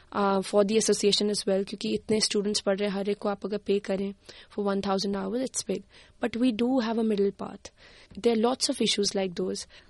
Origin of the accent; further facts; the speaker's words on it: Haryana, India; now in Canberra, Australia; मैं बचपन में मैं हरियाणा से आती हूँ इंडिया में